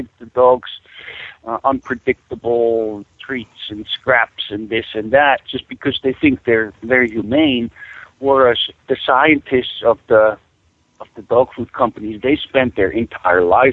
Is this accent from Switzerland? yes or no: yes; Switzerland; moved away as an adult; now in Alaska, United States; I was born and raised in Switzerland. In 1979, I came to Alaska